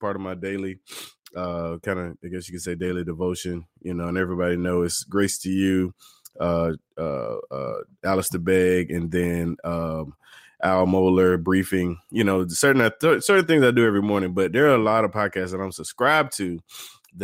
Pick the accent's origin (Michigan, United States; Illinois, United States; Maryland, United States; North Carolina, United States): North Carolina, United States; Raleigh; from Raleigh area. That's my hometown area